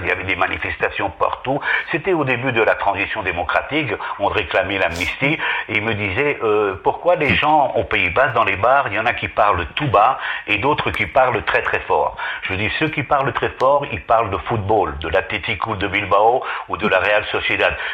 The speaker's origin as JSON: {"language": "French", "town": "Paris", "region": "Île-de-France", "country": "France", "tie": "born or raised there", "also_born_or_lived": "Basque Country, Spain", "moved": "yes", "lives_now": "Spain", "said": "je proviens de l'exil, je suis né à Paris, mes parents étaient exilés du franquisme"}